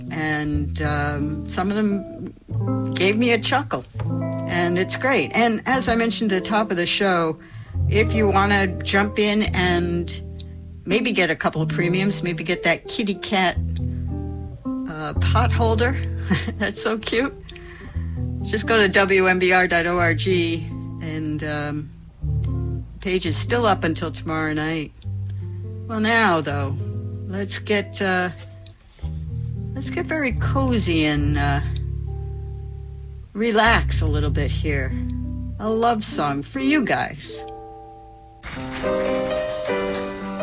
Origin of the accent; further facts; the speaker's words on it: Rhode Island, United States; accent: Rhode Island; my Rhode Island accent